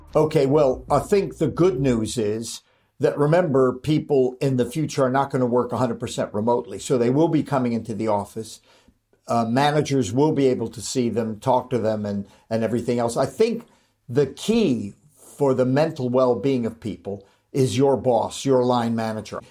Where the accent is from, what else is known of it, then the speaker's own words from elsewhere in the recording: Los Angeles, California, United States; moved away; also born or lived in Manchester, United Kingdom; I was born and raised in Hollywood